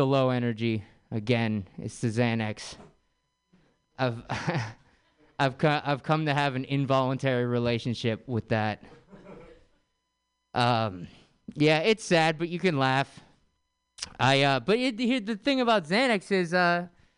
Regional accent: San Francisco, California, United States; I was born and raised in San Francisco

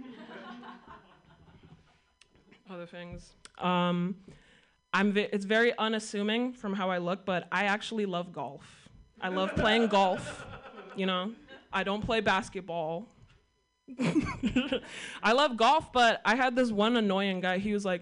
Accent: Sacramento, California, United States; I'm from Sacramento, and Sacramento is one of the most ethnically diverse cities

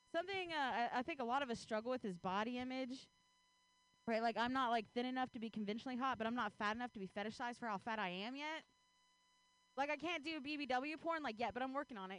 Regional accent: Ohio, United States; now in Bay Area, United States; I grew up in Ohio

